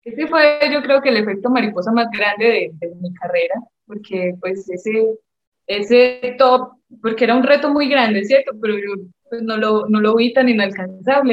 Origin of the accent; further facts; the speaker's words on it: Medellín, Antioquia, Colombia; moved away as an adult; also born or lived in South Carolina, United States / New Jersey, United States / Mexico; yo soy de Medellín, Colombia